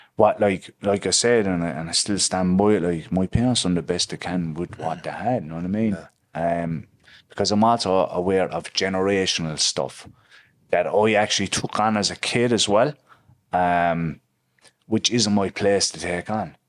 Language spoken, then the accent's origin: English; Limerick, Munster, Ireland; So I'm from Limerick City. I'm from the past side of Limerick City, actually.